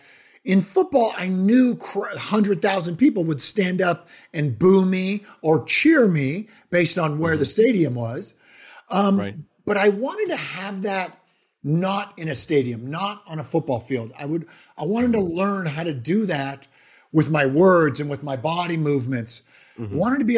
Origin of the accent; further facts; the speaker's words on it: Ireland; I'm Irish.